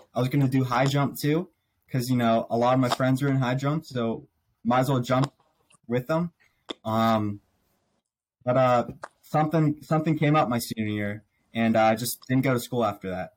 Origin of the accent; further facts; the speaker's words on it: Pittsburgh, Pennsylvania, United States; I was born here in Pittsburgh. So Steelers, born and raised